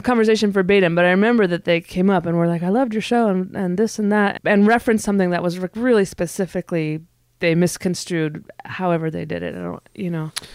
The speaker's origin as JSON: {"language": "English", "region": "Northern California", "country": "United States", "moved": "yes", "lives_now": "Portland, United States", "said": "I live in Portland, Oregon. I'm from Northern California."}